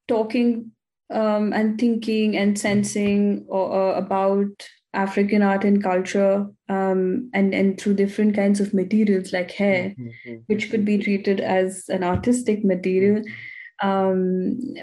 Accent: India; now in Vienna, Austria; as an Indian woman

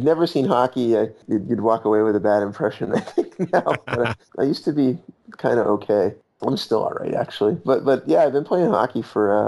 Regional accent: Boston, Massachusetts, United States; now in Connecticut, United States; I'm from Boston

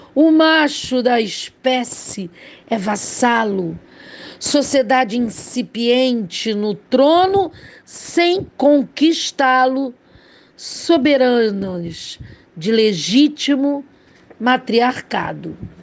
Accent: Rio de Janeiro, Brazil; Falo do Rio de Janeiro, sou carioca

